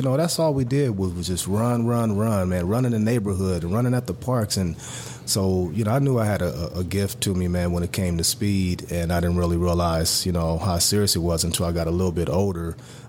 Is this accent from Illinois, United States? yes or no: no; Los Angeles, California, United States; Once again, being born and raised in South Central L.A., grew up, man, in a very tough environment.